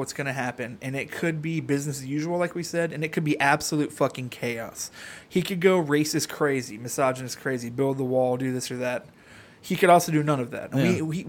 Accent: United States; I'm American.

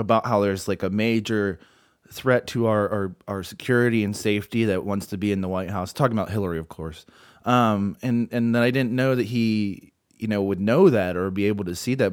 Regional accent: United States; we're white American males

